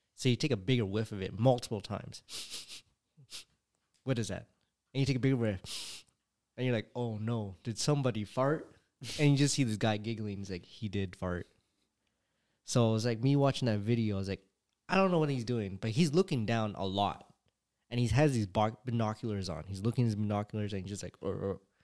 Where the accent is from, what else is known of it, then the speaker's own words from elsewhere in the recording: California, United States; I was born in California